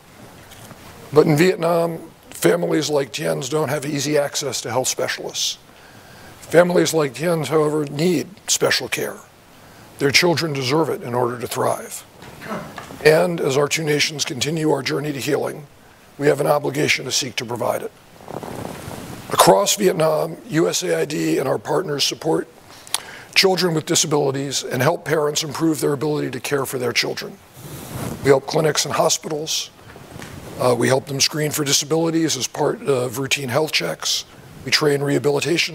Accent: New York, United States; also born or lived in Arlington, Virginia; growing up in New York

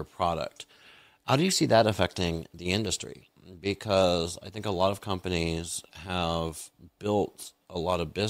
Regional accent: United States; As an American, I wasn't exposed to a lot of foreign films

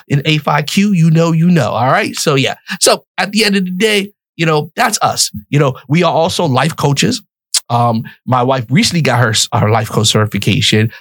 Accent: New York City, New York, United States; moved away as an adult; also born or lived in West Palm Beach, Florida; I'm from the Bronx, New York, mm-hmm. born, raised on welfare in the projects.

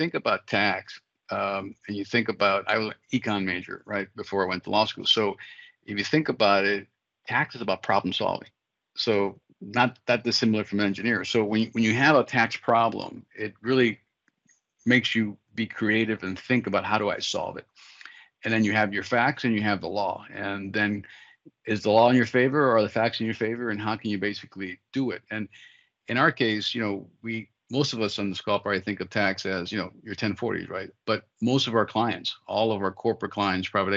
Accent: Miami, Florida, United States; moved away as an adult; also born or lived in Georgia; my immigrant upbringing growing up in Miami

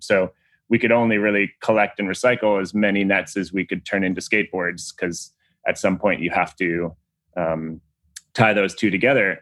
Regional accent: Long Island, New York, United States; I grew up in Long Island, New York

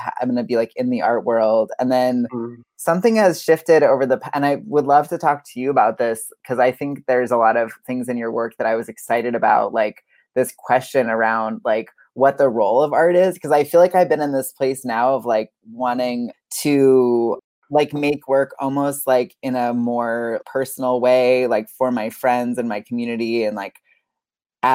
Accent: Seattle, Washington, United States; I was born in Seattle, which is where I am right now

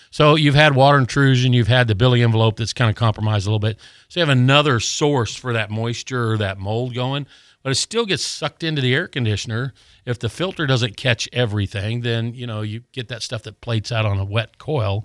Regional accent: Colorado, United States; now in Gulf Breeze, United States; I grew up in Colorado

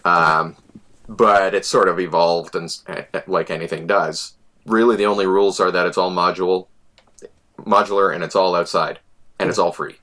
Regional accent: Selkirk, Manitoba, Canada; moved away; also born or lived in Winnipeg; I, am an ex-Winnipegger, an expat. Uh, I grew up in Selkirk

